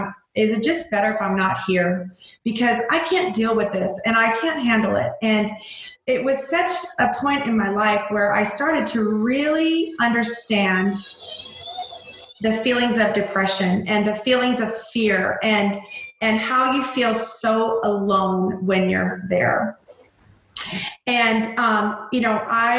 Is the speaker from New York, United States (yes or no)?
no; Missouri, United States; I'm a mom from Missouri